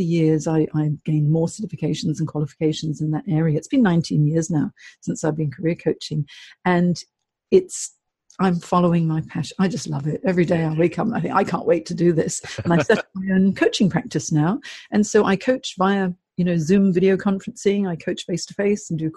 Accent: Hong Kong; moved away as an adult; also born or lived in United States / San Francisco, United States / London, United Kingdom / Singapore; I grew up in Hong Kong, and I'm half Chinese, half English

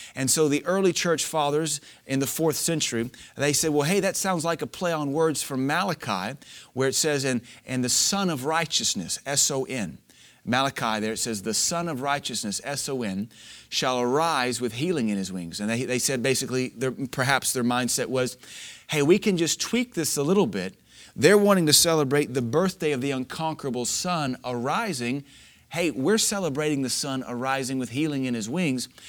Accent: Louisiana, United States; moved away; growing up in Louisiana

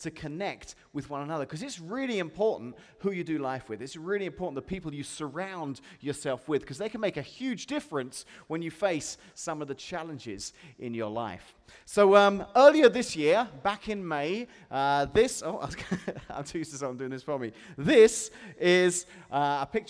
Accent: England, United Kingdom; now in Washington, United States; where I come from, they're Whoppers

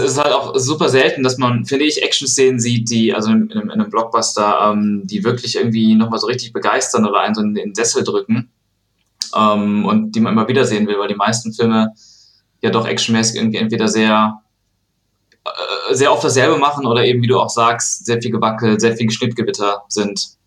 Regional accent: Aachen, North Rhine-Westphalia, Germany; now in Cologne, Germany; ich bin gerade in Aachen, mhm. ähm, mhm. in meiner Heimatstadt, ja. Eigentlich wohne ich in Köln

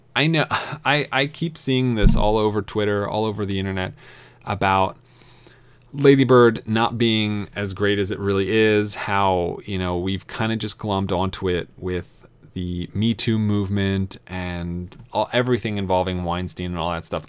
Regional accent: East Coast, United States; I grew up on the East Coast

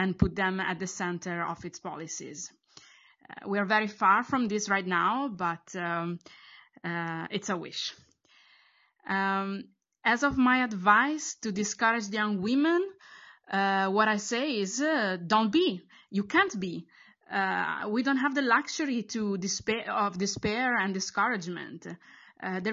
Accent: Bologna, Emilia-Romagna, Italy; I'm from Bologna, Italy

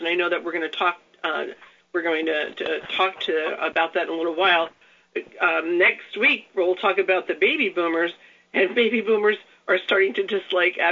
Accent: New York City, New York, United States; I grew up in the New York area. I grew up in New York City

